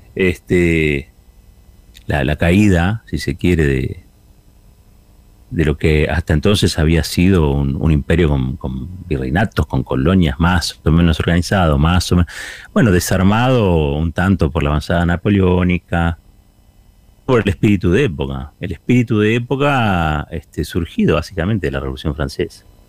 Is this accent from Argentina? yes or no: yes; Argentina; Somos argentinos